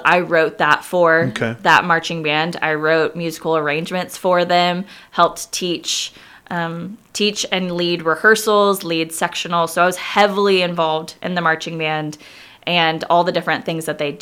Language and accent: English; Kansas, United States; moved away as an adult; also born or lived in Ireland; I was born and raised in Kansas, grew up in the same house my whole life.